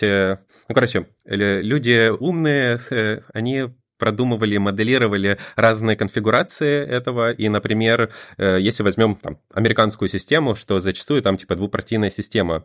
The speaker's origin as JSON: {"language": "Russian", "country": "Estonia", "said": "я сам из Эстонии"}